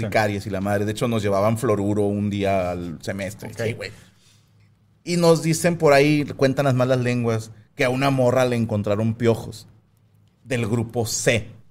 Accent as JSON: {"language": "Spanish", "town": "Cuautla", "region": "Morelos", "country": "Mexico", "tie": "born or raised there", "moved": "yes", "said": "yo nací en Cuautla Morelos. Bueno, nací en Cuautla Morelos"}